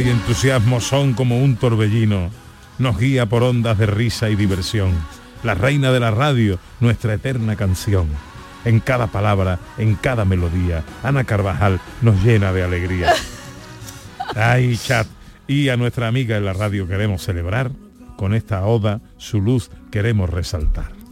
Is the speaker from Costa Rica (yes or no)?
no; Isla Cristina, Andalusia, Spain; ahí por mi tierra